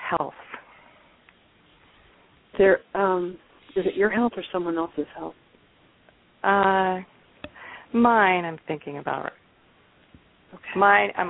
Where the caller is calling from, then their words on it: Tumwater, Washington, United States; I'm calling from Tumwater.